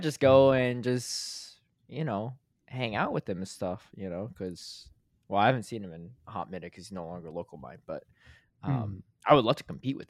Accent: Connecticut, United States; because I grew up in Connecticut, so I'll just visit my mom as well.

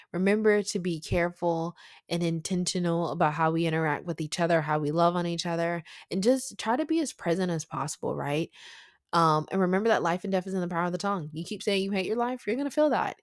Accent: the South, United States; I'm from the South

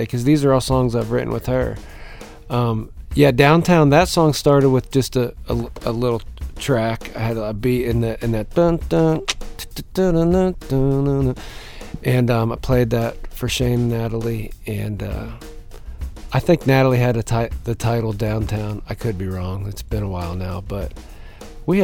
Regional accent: Pennsylvania, United States; growing up in Pennsylvania

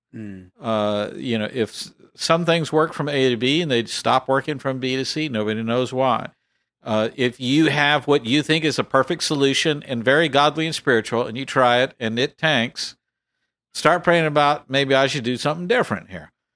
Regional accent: Texas, United States; I'm from Texas

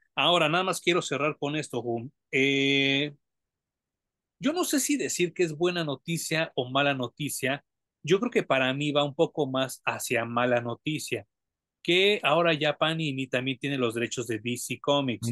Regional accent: Mexico; como mexicanos

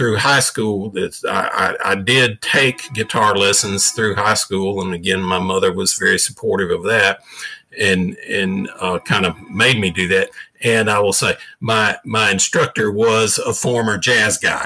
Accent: the South, United States; growing up in the South, like I did

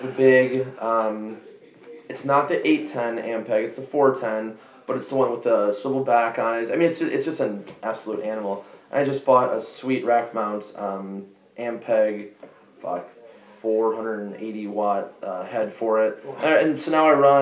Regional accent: Chicago, Illinois, United States; moved away; also born or lived in Arizona; we're from Chicago

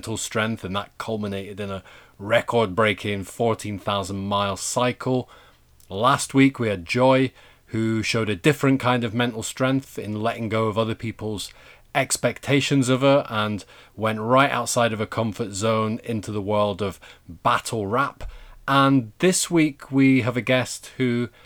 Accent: Yorkshire and the Humber, United Kingdom; I grew up in Yorkshire

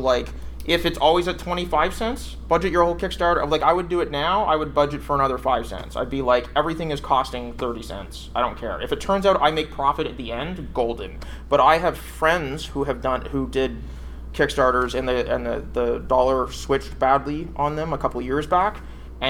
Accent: Canada; as a Canadian

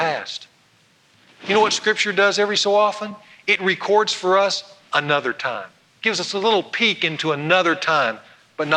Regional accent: North Louisiana, United States; moved away; go down to my hometown where I grew up and watch one of my best high school friends get installed as the second district judge over in North Louisiana

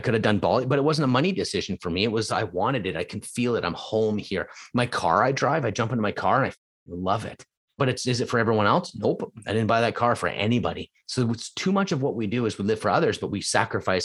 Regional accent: Edmonton, Alberta, Canada; now in Vancouver, Canada; I was born there

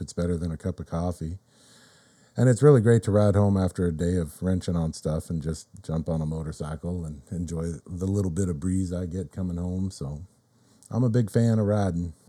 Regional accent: Riverside, California, United States; also born or lived in Corona, California; I'm from Riverside, California.

